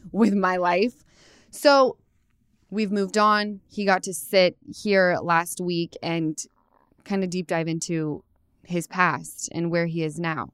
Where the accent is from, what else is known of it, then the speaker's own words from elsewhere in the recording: Utah, United States; I come from Utah